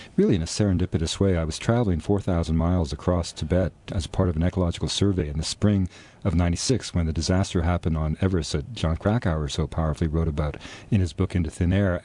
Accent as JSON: {"language": "English", "town": "Vancouver", "region": "British Columbia", "country": "Canada", "tie": "born or raised there", "said": "four doors from the house I was born in Vancouver"}